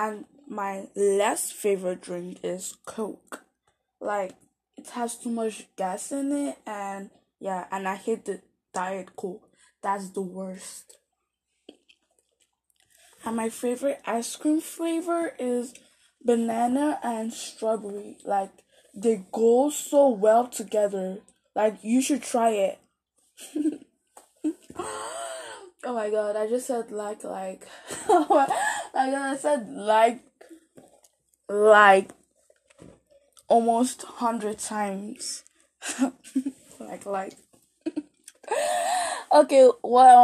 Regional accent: Nigeria; now in Canada; born in Nigeria, and I'm currently living in Canada

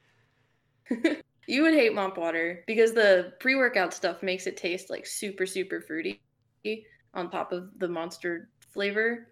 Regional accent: Fort Lauderdale, Florida, United States; now in Atlanta, United States; I'm from South Florida

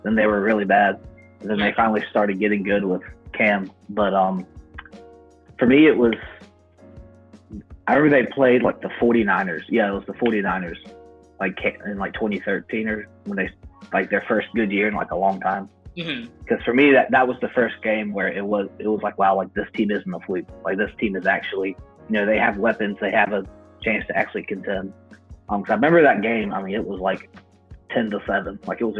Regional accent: Florence, South Carolina, United States; I'm from Florence, South Carolina, probably two and a half hours from Charlotte.

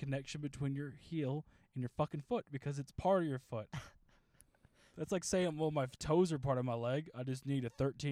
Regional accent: the South, United States; I'm from the South

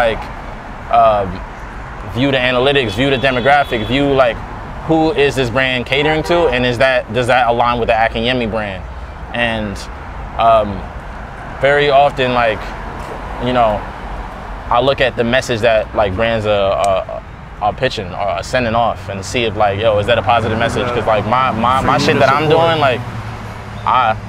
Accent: New York City, New York, United States; I'm from Queens

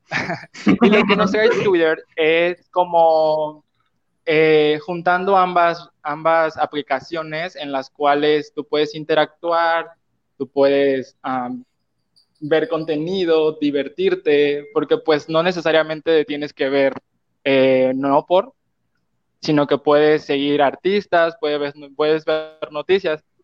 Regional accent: Veracruz, Mexico; moved away as an adult; now in Nogales, Mexico; Pues actualmente vivo en la ciudad de Nogales, Sonora, y pues soy nativo de Veracruz. Tengo casi dos años viviendo aquí en frontera y pues aquí trabajo.

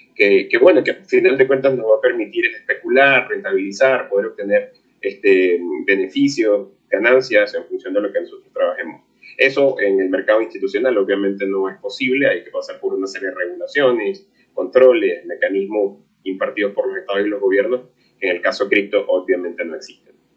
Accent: Venezuela; mi país natal, en Venezuela

